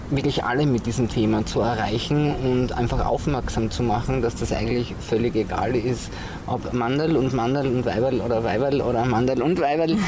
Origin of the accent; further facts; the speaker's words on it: southern Styria, Austria; also born or lived in Graz; ich bin ja in der Südsteiermark aufgewachsen, ein absolutes Landei